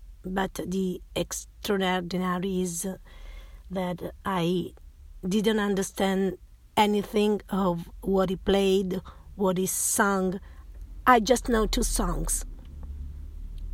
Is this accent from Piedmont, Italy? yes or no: yes; Turin, Piedmont, Italy; now in Rome, Italy; I come from Italy. I live in Rome, but I was born in Turin. I moved to Rome when I got married.